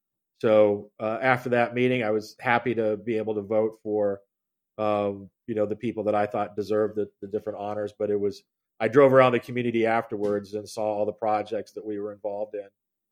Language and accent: English; Carroll, Iowa, United States; also born or lived in Cedar Rapids, Iowa / Evanston, Illinois / Washington, D.C.; I'm a fourth generation newspaper person. Michelle is right that I grew up in Carroll, Iowa. This is my hometown. We're again 4 generations deep. I was adopted though, so I'm technically a native of Cedar Rapids, as I was born at Mercy Hospital there